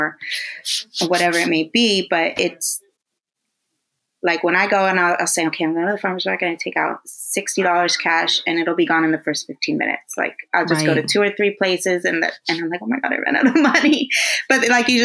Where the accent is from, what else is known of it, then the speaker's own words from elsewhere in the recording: Coachella Valley, California, United States; now in Los Angeles, United States; growing up in the Coachella Valley, like everything was local